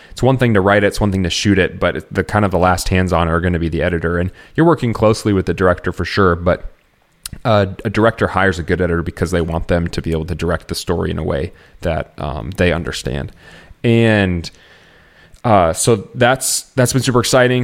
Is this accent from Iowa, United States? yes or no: yes; Iowa, United States; moved away as an adult; also born or lived in Chicagoland area; now in Chicago, United States; growing up in Iowa uh, together, I have moved out to the Chicagoland area